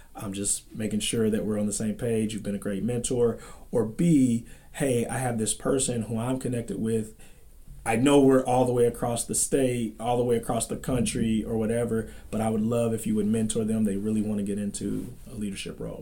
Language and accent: English; Dayton, Ohio, United States; moved away as an adult; I come to you from Dayton, Ohio